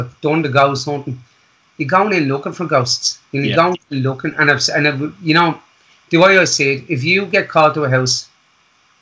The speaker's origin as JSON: {"language": "English", "town": "Wicklow", "region": "County Wicklow", "country": "Ireland", "tie": "born or raised there", "moved": "as an adult", "said": "I was raised in Wicklow Town"}